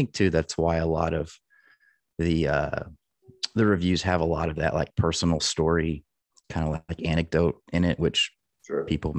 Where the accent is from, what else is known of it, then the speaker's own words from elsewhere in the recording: Northeast Texas, United States; also born or lived in Dallas, Texas; So I'm originally from Texas, and I was born in Dallas, and right after kindergarten was when we moved to the country, Northeast Texas, where I grew up